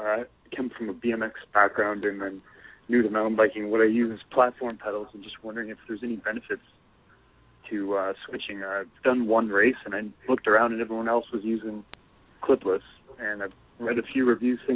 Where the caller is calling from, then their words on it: Canada; I'm calling from Canada.